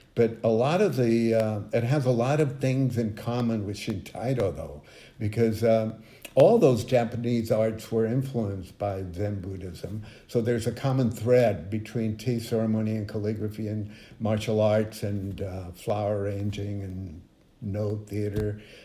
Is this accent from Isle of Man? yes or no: no; Mexico; moved away; I grew up in Mexico